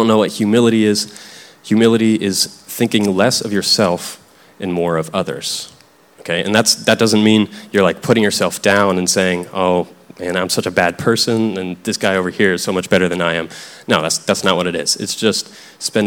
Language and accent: English; Tennessee, United States; I grew up in Tennessee, and this is something I heard growing up